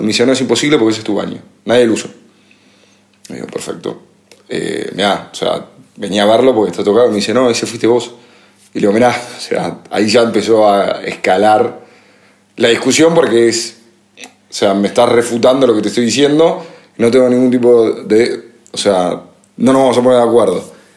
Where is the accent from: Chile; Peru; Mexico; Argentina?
Argentina; moved away; por ser argentino